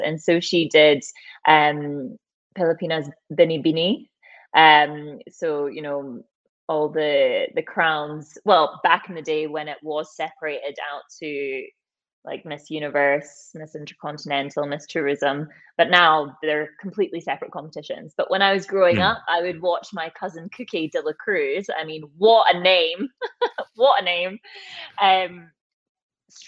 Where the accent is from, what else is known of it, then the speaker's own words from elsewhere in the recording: Dunblane, Scotland, United Kingdom; moved away; also born or lived in Glasgow / London; So I'm from Dunblane originally. Originally, I'm only from Dunblane, essentially.